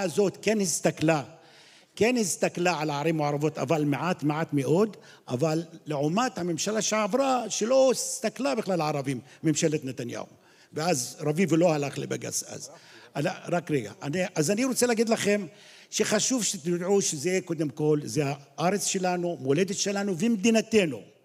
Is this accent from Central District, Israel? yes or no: yes; Qalansawe, Central District, Israel; אני בא מקלנסווה